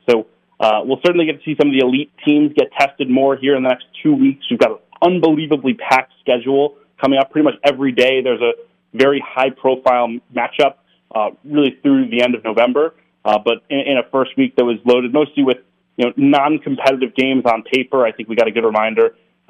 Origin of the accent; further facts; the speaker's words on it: Albany, New York, United States; I grew up in Albany.